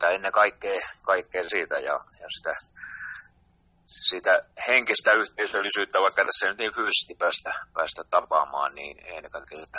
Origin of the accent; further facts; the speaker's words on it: Pori, Satakunta, Finland; ylpeitä, että olla, ollaan, ollaan tota, suomalaisia ja ollaan, ollaan porilaisia.